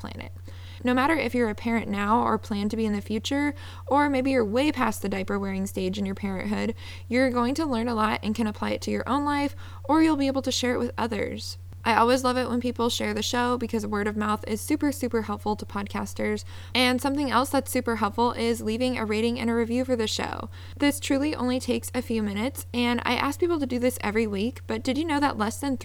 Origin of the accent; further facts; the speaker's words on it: Seattle, Washington, United States; moved away; I'm originally from Seattle